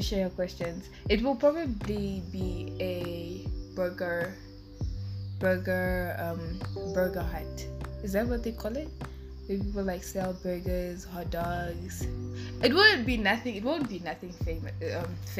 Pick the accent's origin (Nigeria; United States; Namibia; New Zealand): Namibia; Windhoek, Khomas; also born or lived in northern Namibia; I'm born in Windhoek, but like I originate from like the north.